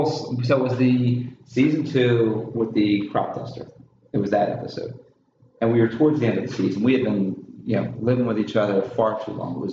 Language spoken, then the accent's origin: English; Canada; I've never been so angry in all my life, and I'm Canadian.